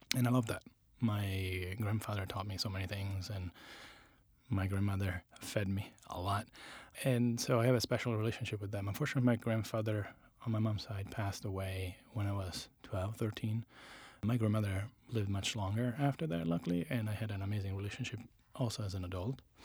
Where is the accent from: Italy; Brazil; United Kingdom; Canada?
Italy; Latina, Lazio; English is a second language; moved away as an adult; also born or lived in Rome; now in United States; I grew up in a town called Latina, which is south of Italy